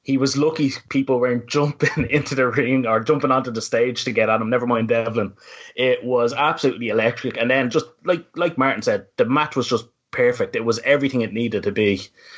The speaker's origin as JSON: {"language": "English", "country": "Ireland", "said": "I am not the strongest Irish speaker in the world"}